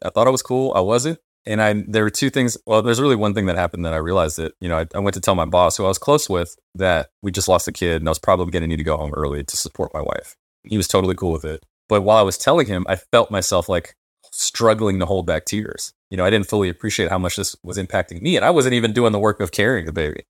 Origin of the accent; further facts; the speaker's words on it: United States; those of us who grew up as American Black people